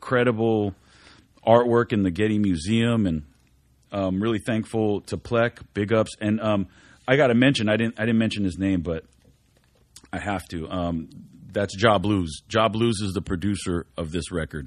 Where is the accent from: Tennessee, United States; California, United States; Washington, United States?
California, United States; Whittier; We're all from Whittier